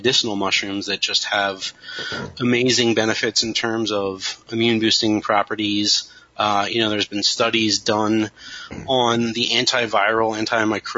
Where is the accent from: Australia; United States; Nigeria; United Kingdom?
United States; Kennett Square, Pennsylvania; growing up near Kennett Square